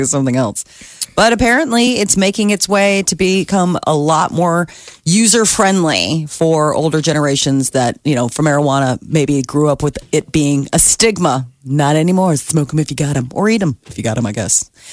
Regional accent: Omaha, Nebraska, United States; I am in my hometown

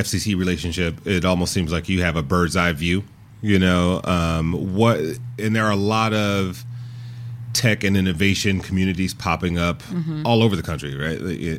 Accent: Detroit, Michigan, United States; Thank you. My hometown.

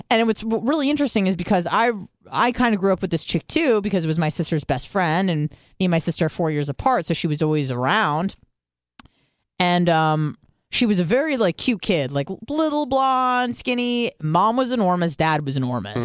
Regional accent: San Diego, California, United States; I grew up in San Diego

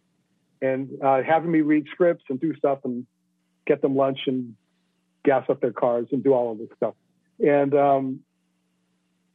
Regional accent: Boston, Massachusetts, United States; I grew up in the poorest part of Boston called Dorchester

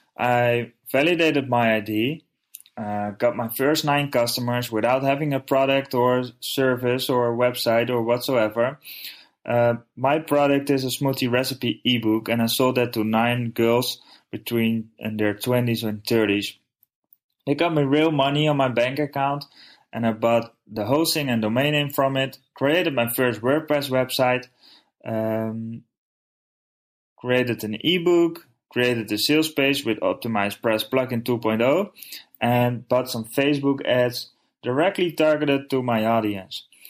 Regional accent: Netherlands; I'm from the Netherlands

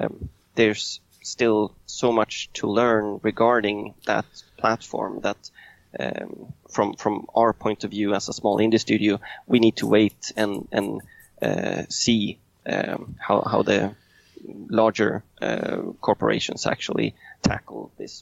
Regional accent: Sweden; English is a second language; now in Rome, Italy; I came from Sweden. I moved down to Italy. And I landed eventually in Rome.

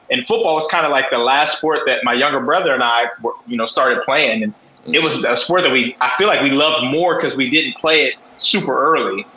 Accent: Columbus, Ohio, United States; moved away as an adult; also born or lived in Westerville, Ohio / Toledo, Ohio / New Orleans, Louisiana; now in San Diego, United States; I grew up on the east side of Columbus

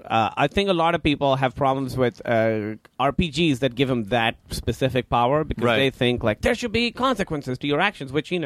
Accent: Karachi, Sindh, Pakistan; Pakistan, Karachi.

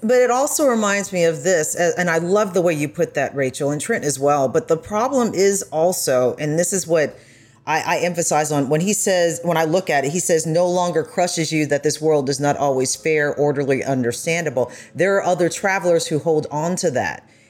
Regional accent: United States; when I did travel as an American

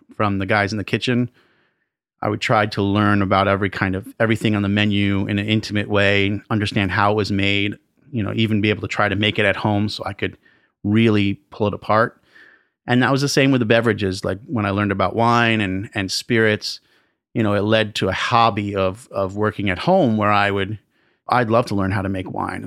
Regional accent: New York City, New York, United States; I grew up in and around New York City

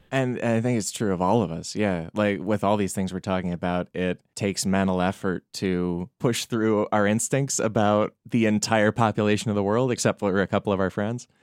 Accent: Chicago suburbs, Illinois, United States; also born or lived in New York City, United States; now in Los Angeles, United States; I grew up in the Chicago suburbs

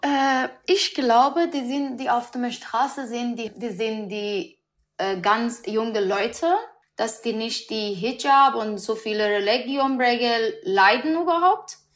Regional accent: Iran; German is a second language; moved away as an adult; now in Berlin, Germany; weil ich habe mein Land gelassen. Nach sechs Jahren, ich bin in Depression, weil ich kann nicht mein Land sehen.

